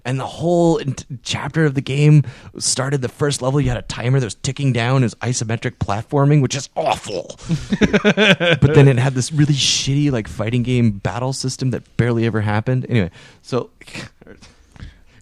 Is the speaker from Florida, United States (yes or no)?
no; Marysville, Washington, United States; my hometown of Marysville, Washington